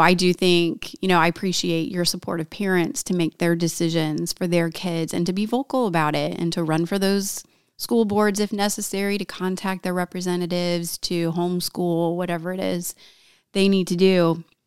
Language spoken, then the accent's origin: English; Valparaiso, Indiana, United States; I'm from Northwest Indiana. I grew up in Valpo